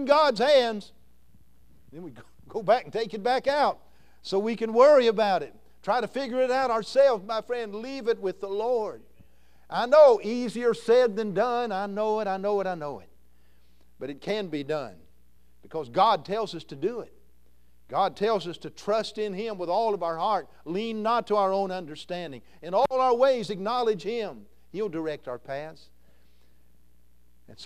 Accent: Kentucky, United States; I'm from Kentucky

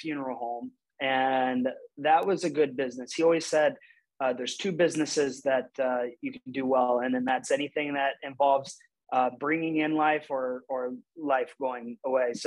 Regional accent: Urbana, Ohio, United States; also born or lived in Maine / Toledo, Ohio; I was born in Maine, but grew up from age 1 to 18 in Urbana, Ohio

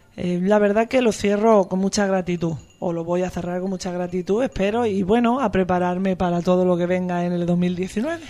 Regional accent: Andalusia, Spain; moved away as an adult; also born or lived in Madrid, Spain; now in Buenos Aires, Argentina; yo vivía en Madrid aunque soy andaluza, estuve casi 12 años viviendo en Madrid

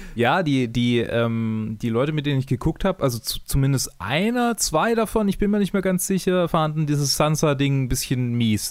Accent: Swabia, Germany; Ich bin Schwabe

